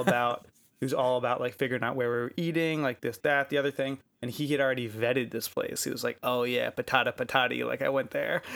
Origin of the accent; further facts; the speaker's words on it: United States; I'm American